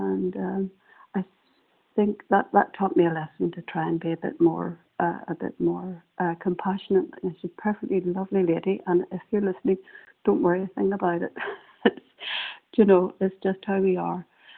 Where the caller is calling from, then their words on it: Northern Ireland, United Kingdom; I'm calling from Northern Ireland